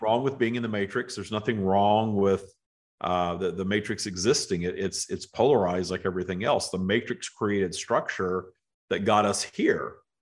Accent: the South, United States; moved away; growing up in the South in the United States

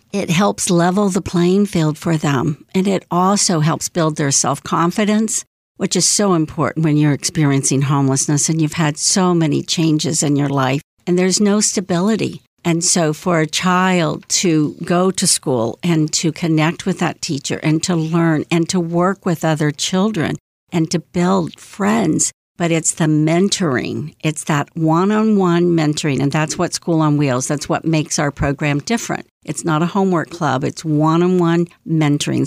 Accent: Indiana, United States; now in Massachusetts, United States; I'm from Indiana, but I'm living in the East Coast now, Massachusetts

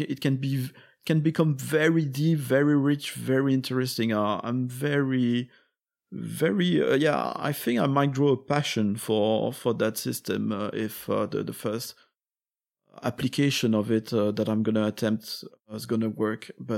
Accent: Belgium; also born or lived in France; I'm from Belgium and France, and the similar words of similar political movements are not as sensible.

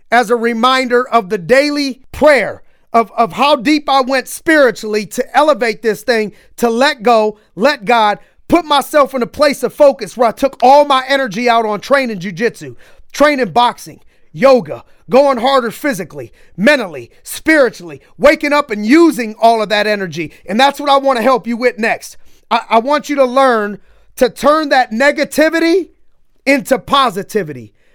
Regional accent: Youngstown, Ohio, United States; growing up in Youngstown

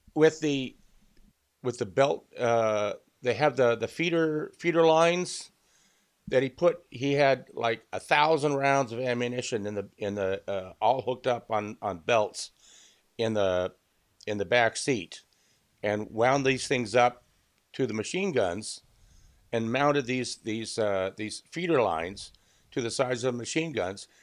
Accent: Southern California, United States; being born and raised in Southern California

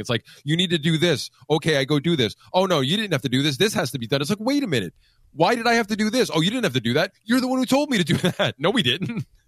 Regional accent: Pennsylvania, United States; that's the ski mountain I grew up on in Pennsylvania

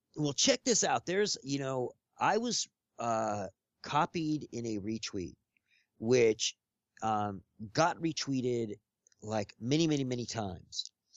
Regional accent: Los Angeles, California, United States; growing up here

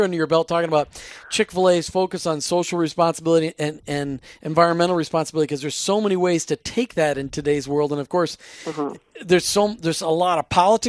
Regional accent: Minnesota, United States; now in Florida, United States; we live in Florida now, but we grew up in Minnesota

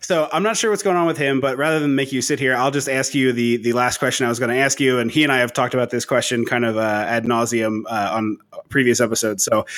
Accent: outside Philadelphia, Pennsylvania, United States; growing up outside Philadelphia, I love hockey. I'm a Flyers fan.

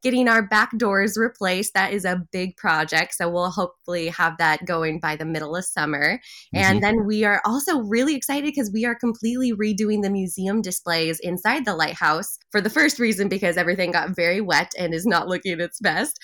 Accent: Pacific Northwest, United States; moved away; I have a lot of friends and family up in that area growing up in the Pacific Northwest

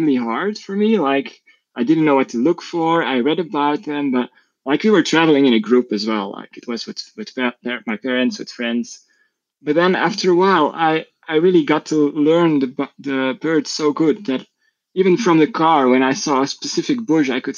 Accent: Belgium; I'm from Belgium.

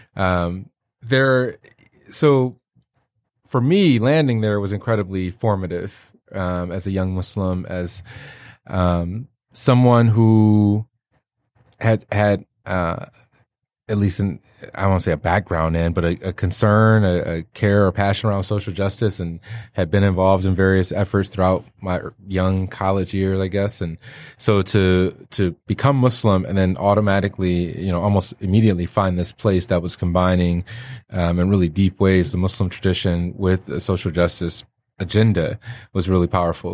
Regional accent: Detroit, Michigan, United States; moved away; also born or lived in Chicago; I'm from Detroit

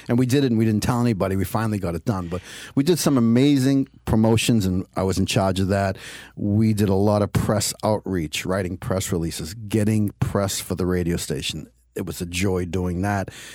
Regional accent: Cambridge, Massachusetts, United States; I was born and raised in Cambridge, Massachusetts

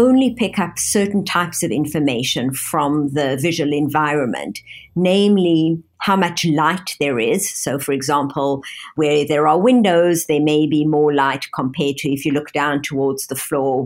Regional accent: Johannesburg, Gauteng, South Africa; moved away as an adult; also born or lived in London, United Kingdom / Toronto, Canada; now in Pittsburgh, United States; I grew up in Johannesburg, South Africa

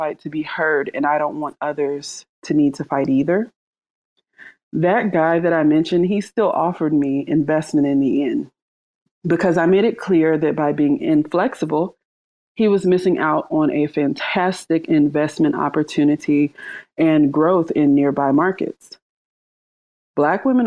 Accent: Charlotte, North Carolina, United States; I'm from Charlotte, North Carolina

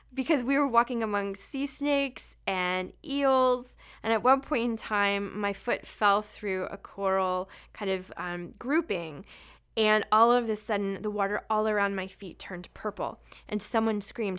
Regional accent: Florida, United States; I grew up in Florida

